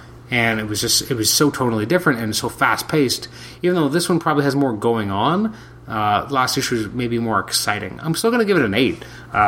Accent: Canada; I'm a Canadian

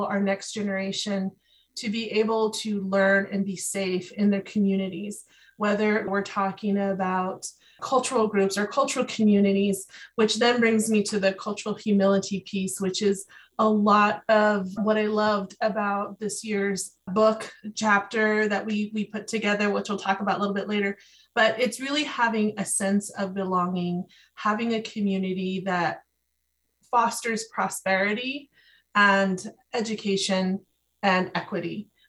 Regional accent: Hopi land, Northeast Arizona, United States; moved away; I'm not from here. I didn't grow up here, but my roots are here. I come from Hopi land, which is Northeast Arizona.

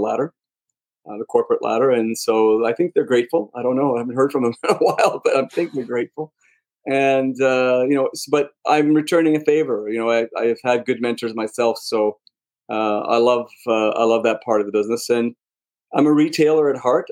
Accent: Montreal, Quebec, Canada; I'm a Canadian born, so I was born in Montreal

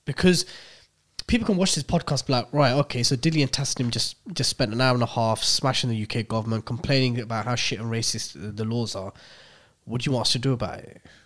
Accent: United Kingdom; we're literally Brits who were born here

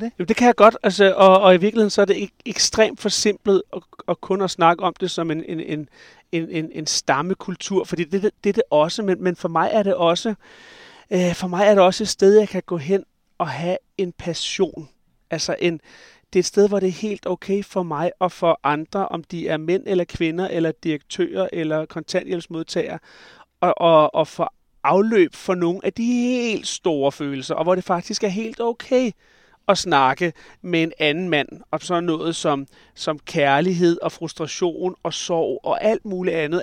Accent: Skovlunde, Capital Region of Denmark, Denmark; also born or lived in Glostrup; jeg er faktisk født i Glostrup, men jeg er opvokset i Skovlunden, lige på kanten af Vestegnen

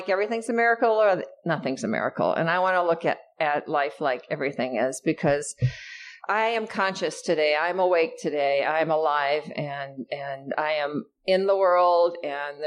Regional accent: Iowa, United States; now in Los Angeles, United States; I come from Iowa

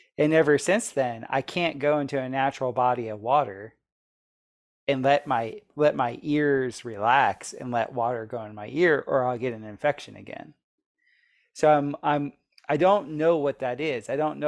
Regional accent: Florida, United States; So I grew up in Florida, I was always swimming in the ocean and in natural bodies of water all the time.

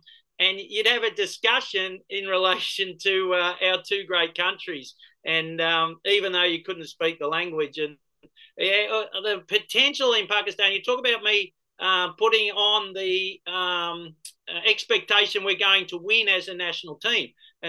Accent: Australia

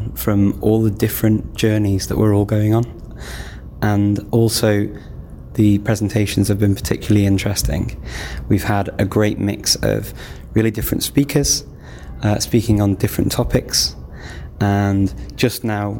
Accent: United Kingdom; now in Skopje, North Macedonia; I'm originally from the United Kingdom and I live in Skopje in the Republic of North Macedonia

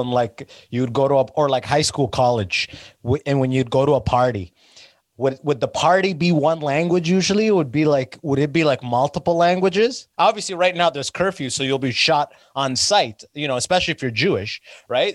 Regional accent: London, Ontario, Canada; where I'm from, like uh, where I grew up in London, Ontario

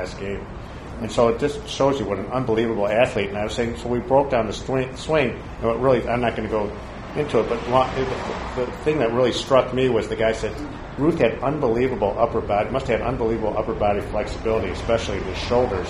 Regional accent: Chicago, Illinois, United States; I'm from Chicago

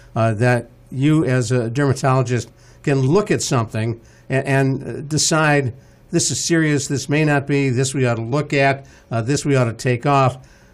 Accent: Cleveland, Ohio, United States; As a kid growing up in Cleveland, Ohio

